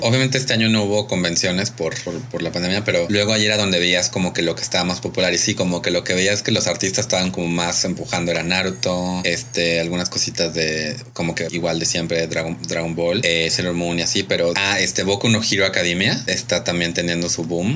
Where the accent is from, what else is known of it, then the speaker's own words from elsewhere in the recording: Mexico; aquí en México